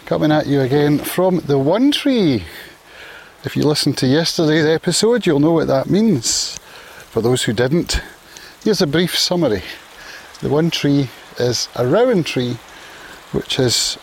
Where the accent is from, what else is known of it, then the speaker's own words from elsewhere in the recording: Prestwick, Scotland, United Kingdom; now in Isle of Arran, United Kingdom; Prestwick apparently, which is my hometown